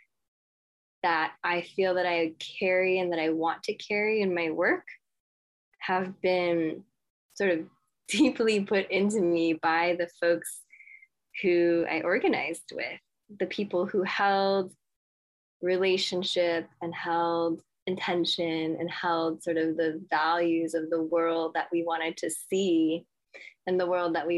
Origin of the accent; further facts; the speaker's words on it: Los Angeles, California, United States; I was born and raised in Los Angeles